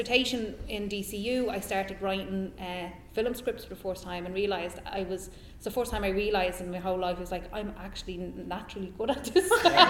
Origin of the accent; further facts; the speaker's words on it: Tallaght, Leinster, Ireland; I'm from Talla.